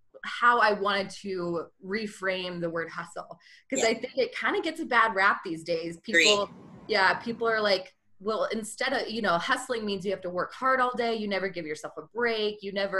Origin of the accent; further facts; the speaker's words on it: Georgia, United States; now in Utah, United States; And I'm originally from Georgia. Have lived all around the country, a little bit overseas, love traveling. And now I've ended up in Utah with my husband.